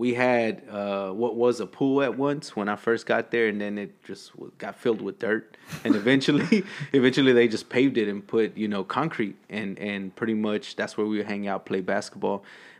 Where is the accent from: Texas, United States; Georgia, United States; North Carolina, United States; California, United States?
Texas, United States; Austin; also born or lived in Mexico; I mean, I grew up on East Riverside, pretty much, man.